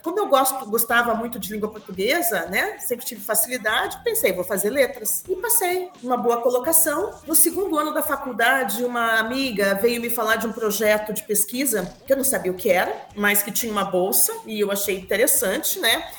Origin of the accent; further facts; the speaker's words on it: Curitiba, Paraná, Brazil; moved away as an adult; also born or lived in Campinas; eu sou de Curitiba, né? Nasci em Curitiba, fiquei lá até os 31 anos de idade.